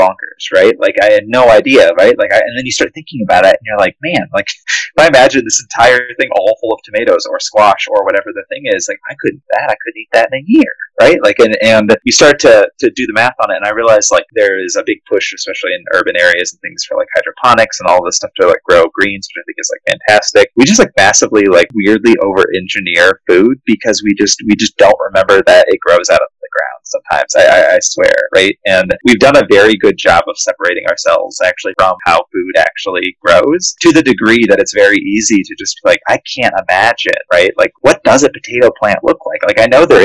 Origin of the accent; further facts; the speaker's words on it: Indiana, United States; growing up in Indiana, like, it's all cornfields